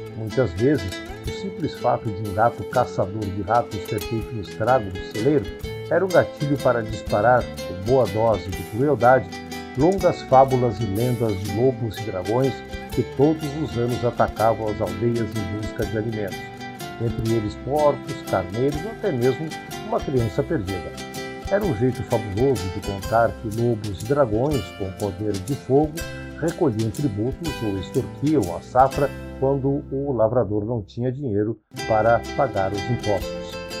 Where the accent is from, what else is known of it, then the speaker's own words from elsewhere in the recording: Colorado, Rio Grande do Sul, Brazil; moved away; also born or lived in Porto Alegre; quando eu vivia na minha terra natal, a cidade gaúcha de Colorado